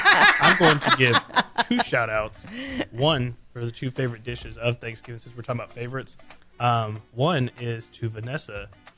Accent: Texas, United States; I am from Texas. It is a pecan.

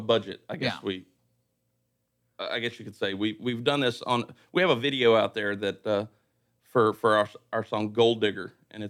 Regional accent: Livingston, Texas, United States; Born and raised in Livingston, Texas.

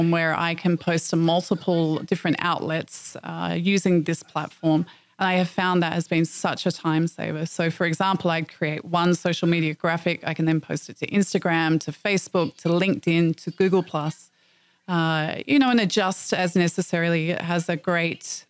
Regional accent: Australia; moved away; I'm from Australia.

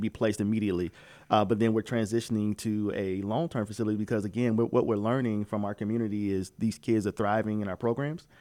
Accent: Midwest, United States; moved away; I'm from the Midwest

